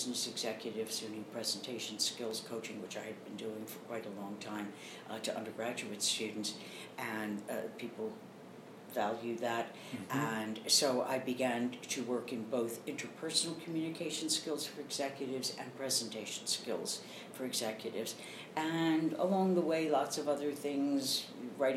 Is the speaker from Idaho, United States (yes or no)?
no; Baltimore, Maryland, United States; moved away as an adult; also born or lived in Philadelphia, Pennsylvania / New York; I grew up in Baltimore, Maryland